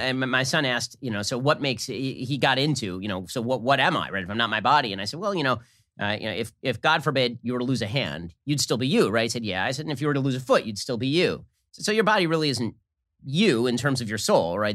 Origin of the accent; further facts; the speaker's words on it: United States; I'm from America